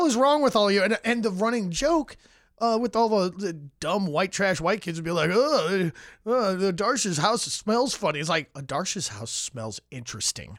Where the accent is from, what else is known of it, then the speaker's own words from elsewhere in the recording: Vernon Hills, Illinois, United States; I grew up in Vernon Hills, uh, Illinois, about thirty miles north of here